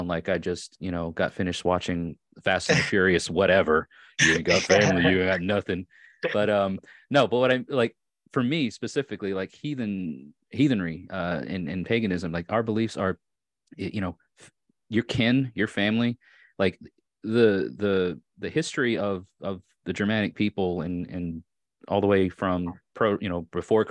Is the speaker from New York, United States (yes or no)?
yes; Long Island, New York, United States; accent: Long Island; moved away as an adult; also born or lived in Orange County, New York / Hudson Valley, New York; now in Tennessee, United States; I was born and raised on Long Island. And sometimes, depending on how upset I am and or how much I've had to drink, the Long Island accent comes out a bit more